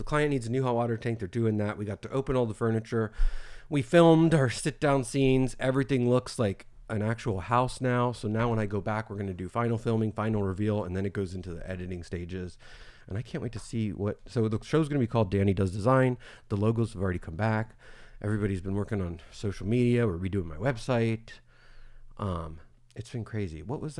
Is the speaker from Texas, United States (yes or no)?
no; Florida, United States; We're from Florida.